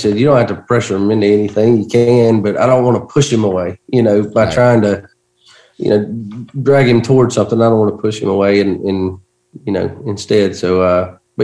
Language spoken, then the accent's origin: English; Georgia, United States; my hometown in Georgia